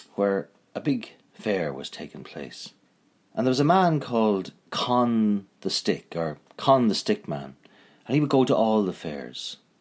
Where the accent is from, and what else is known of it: Northern Ireland, United Kingdom